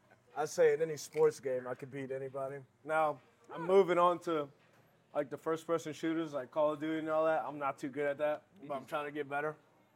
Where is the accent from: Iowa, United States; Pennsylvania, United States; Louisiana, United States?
Louisiana, United States; New Orleans; I say that pretty much made me who I am today.